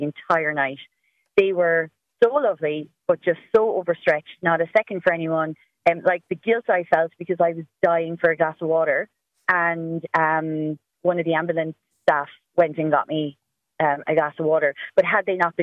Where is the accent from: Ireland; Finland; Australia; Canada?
Ireland; Cork, Munster; I am from Cork, so I know I live very close to a hospital